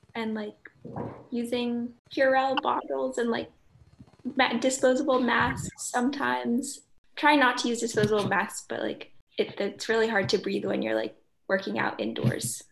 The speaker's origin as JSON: {"language": "English", "town": "Belmont", "region": "Massachusetts", "country": "United States", "said": "I'm from Belmont, Massachusetts"}